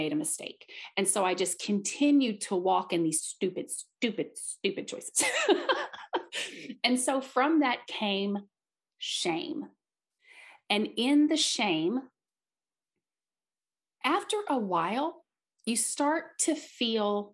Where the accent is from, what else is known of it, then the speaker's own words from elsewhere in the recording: Southeast Missouri, United States; I am from Southeast Missouri